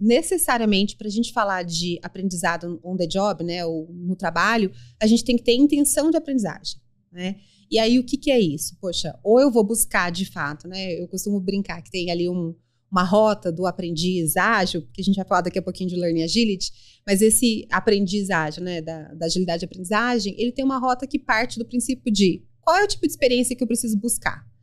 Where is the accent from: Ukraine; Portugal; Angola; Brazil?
Brazil; Mato Grosso do Sul; moved away as an adult; also born or lived in Campo Grande; now in São Paulo, Brazil; sou sul-mato-grossense, sou mãe do Pedro, sou casada com o André, moro aqui em São Paulo há quase 20 anos